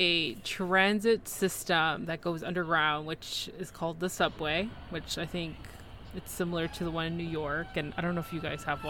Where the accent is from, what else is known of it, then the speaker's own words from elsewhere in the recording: Toronto, Ontario, Canada; I am Canadian, but I'm a Torontonian, so.